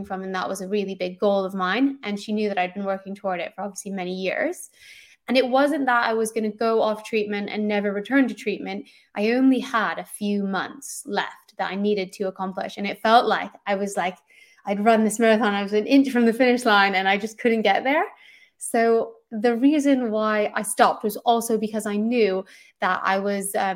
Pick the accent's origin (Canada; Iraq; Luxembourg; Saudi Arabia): Canada; now in London, United Kingdom; I'm Canadian, but I live in London